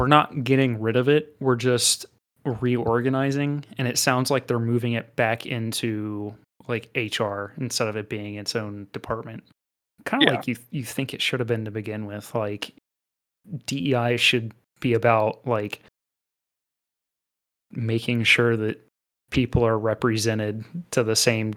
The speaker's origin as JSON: {"language": "English", "town": "Daytona Beach", "region": "Florida", "country": "United States", "said": "we're from Daytona. I know for a fact Daytona's almost 50-50 white and black."}